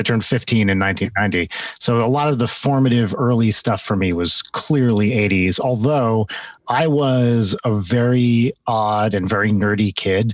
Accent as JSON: {"language": "English", "region": "New Jersey", "country": "United States", "tie": "born or raised there", "also_born_or_lived": "London, United Kingdom", "said": "I grew up in North Jersey"}